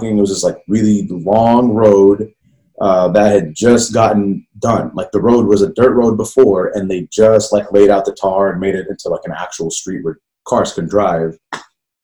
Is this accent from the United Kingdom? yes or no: no; Jordan; English is a second language; moved away; I grew up overseas, man. I grew up in Jordan.